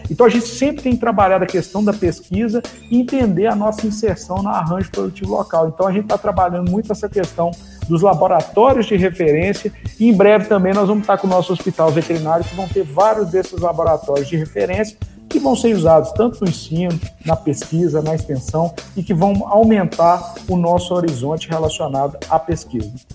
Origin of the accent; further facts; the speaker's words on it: Viçosa, Minas Gerais, Brazil; eu sou natural da cidade de Viçosa